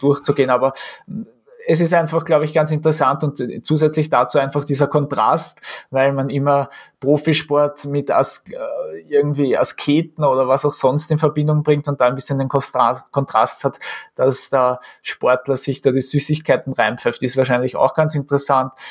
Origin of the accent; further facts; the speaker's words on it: Austria; was man halt als Österreicher ja ein bisschen ein gebrankmarktes Kind ist